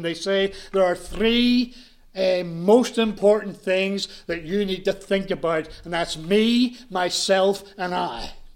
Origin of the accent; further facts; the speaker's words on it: Belfast, Northern Ireland, United Kingdom; moved away; I was brought up in Ireland. I was brought up in Belfast.